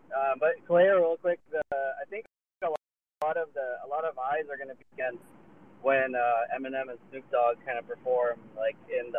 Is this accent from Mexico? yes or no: no; Philippines; I'm Filipino.